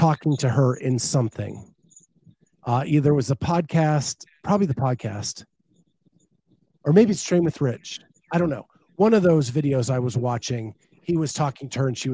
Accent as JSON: {"language": "English", "region": "Pennsylvania", "country": "United States", "tie": "born or raised there", "said": "I grew up in Pennsylvania, and I am a proud Pennsylvanian."}